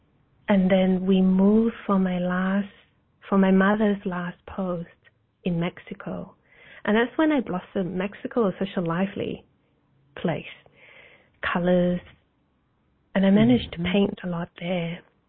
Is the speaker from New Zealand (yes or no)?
yes; New Zealand; And I grew up in New Zealand. I actually traveled all over the place for 20 years due to my mother's career. And New Zealand was a blessing, actually.